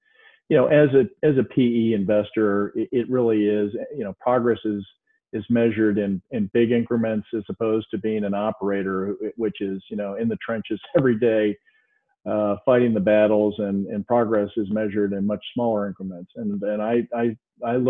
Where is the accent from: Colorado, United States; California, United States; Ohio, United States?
Ohio, United States; Cleveland; I reside near Cleveland, Ohio, which is my hometown